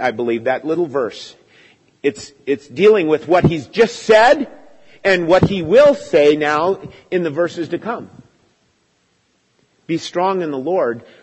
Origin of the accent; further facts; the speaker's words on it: United States; growing up in America